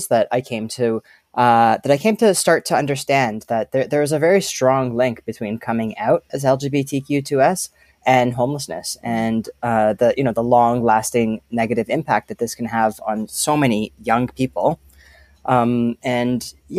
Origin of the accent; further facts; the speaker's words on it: just outside of Toronto, Ontario, Canada; I grew up just outside of Toronto